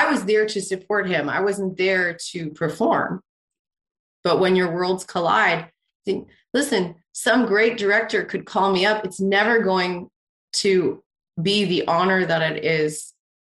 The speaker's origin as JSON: {"language": "English", "country": "Canada", "said": "I'm Canadian"}